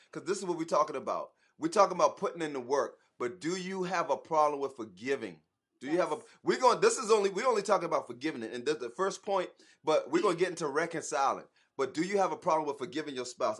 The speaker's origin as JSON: {"language": "English", "town": "Charleston", "region": "South Carolina", "country": "United States", "moved": "yes", "lives_now": "Atlanta, United States", "said": "we are originally from Charleston, South Carolina, but we live in Atlanta right now"}